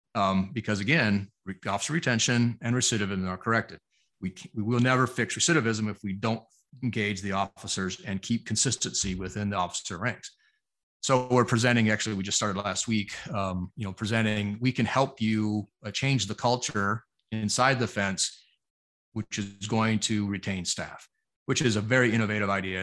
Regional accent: Arizona, United States; Arizona, my home state

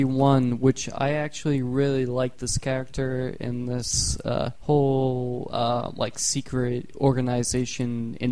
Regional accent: Boston, Massachusetts, United States; We're from Boston

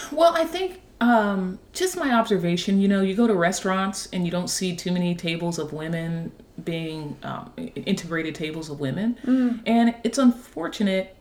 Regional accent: Dayton, Ohio, United States; moved away as an adult; also born or lived in Washington, D.C.; now in Nashville, United States; I grew up in Dayton, Ohio

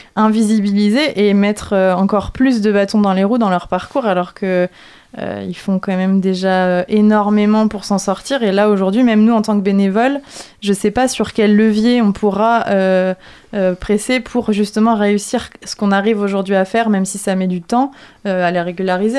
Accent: France; je suis française

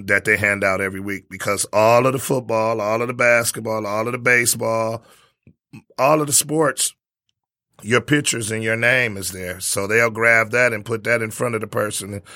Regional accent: Detroit, Michigan, United States; I was from Detroit

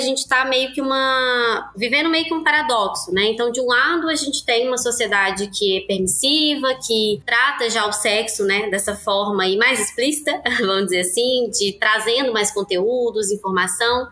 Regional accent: Belo Horizonte, Minas Gerais, Brazil; sou aqui de Belo Horizonte, Minas também, sou psicóloga

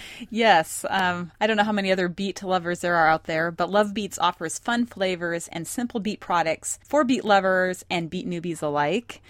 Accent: Montana, United States; moved away; I was born and raised in Montana, so we're very independent-minded there.

